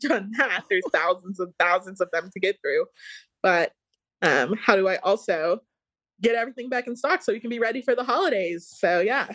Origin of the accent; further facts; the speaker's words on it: Dallas, Georgia, United States; I'm from Georgia. I'm from Dallas, Georgia um, went to North Paulding High School and then UGA